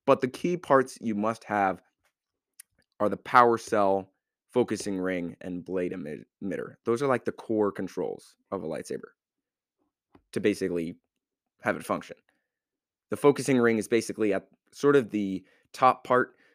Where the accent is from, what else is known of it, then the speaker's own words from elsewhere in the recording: United States; I'm an American